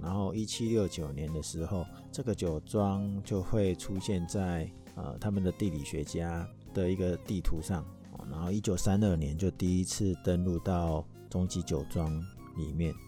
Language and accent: Chinese; Taiwan; 我们台湾人